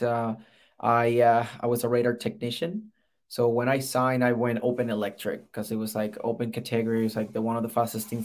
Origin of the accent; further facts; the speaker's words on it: Puerto Rico; moved away as an adult; So I'm originally from Puerto Rico. I got recruited with the Air Force directly from the island.